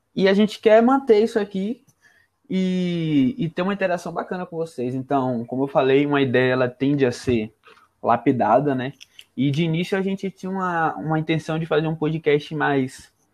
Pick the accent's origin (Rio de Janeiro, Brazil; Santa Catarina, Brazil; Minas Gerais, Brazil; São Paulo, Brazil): Rio de Janeiro, Brazil; Greater; now in Salvador, Brazil; Carioca, nascido na Grande Rio de Janeiro